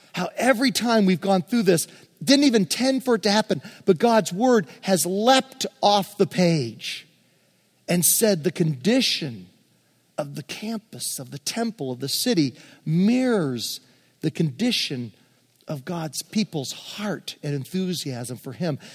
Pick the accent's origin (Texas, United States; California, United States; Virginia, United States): Virginia, United States; we grew up in Virginia